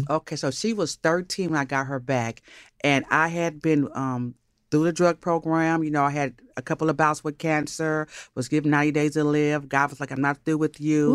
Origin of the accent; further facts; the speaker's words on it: Los Angeles, California, United States; also born or lived in Brooklyn, New York; I grew up between Los Angeles and Inglewood. My mother kidnapped me from New York when I was five, so I don't really got that New York swang in my conversation.